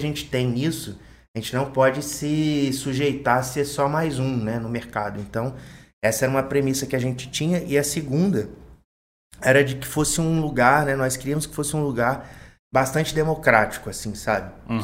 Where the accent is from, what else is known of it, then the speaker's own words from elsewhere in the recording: Volta Redonda, Rio de Janeiro, Brazil; nativo de Volta Redonda, nascido e criado